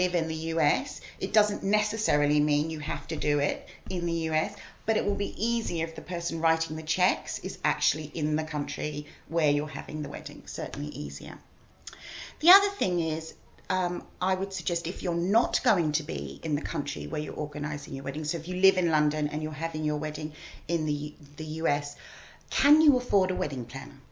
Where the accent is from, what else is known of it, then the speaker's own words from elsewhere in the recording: Australia; moved away as an adult; now in United Kingdom; I'm originally Australian. I've lived here for 23 years.